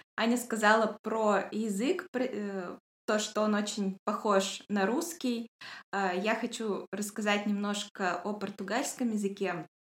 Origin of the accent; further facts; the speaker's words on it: Yekaterinburg, Sverdlovsk Oblast, Russia; я тоже из Екатеринбурга